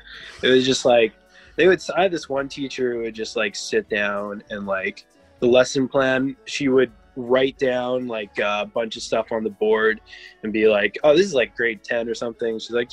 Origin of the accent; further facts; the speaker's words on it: Canada; now in Vancouver, Canada; I'm from Canada. Right. I'm in Vancouver, beautiful British Columbia.